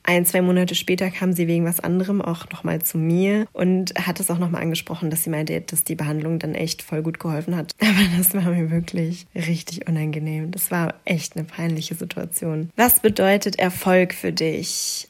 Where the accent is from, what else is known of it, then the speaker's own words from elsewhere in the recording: a small town in North Rhine-Westphalia, Germany; now in Frankfurt, Germany; ich komme aus einer Kleinstadt in Nordrhein-Westfalen.